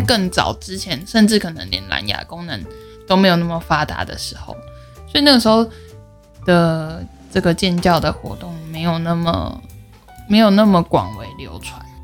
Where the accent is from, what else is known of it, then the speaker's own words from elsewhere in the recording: Puli, Nantou County, Taiwan; moved away; 又土生土长的埔里人